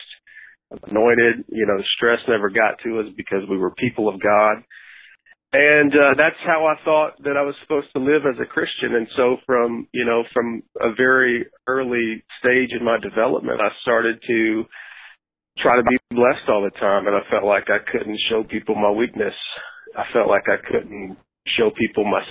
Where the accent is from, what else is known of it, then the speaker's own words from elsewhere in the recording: Nashville, Tennessee, United States; Growing up in Nashville, I went to a church for about 7 years